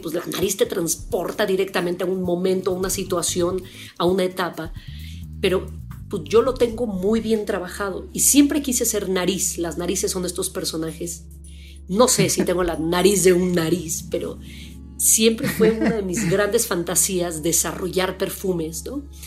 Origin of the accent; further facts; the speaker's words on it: Mexico City, Mexico; estudié en el Colegio Madrid, que es una, escuela de refugiados españoles